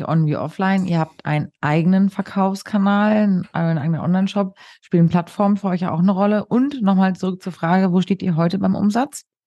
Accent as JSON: {"language": "German", "region": "Hamburg", "country": "Germany", "said": "ich bin Hamburgerin"}